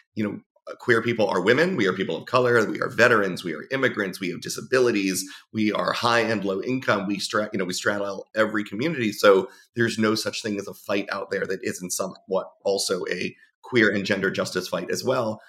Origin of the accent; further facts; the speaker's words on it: South Florida, United States; also born or lived in New Jersey; I grew up in South Florida where being out was nothing new.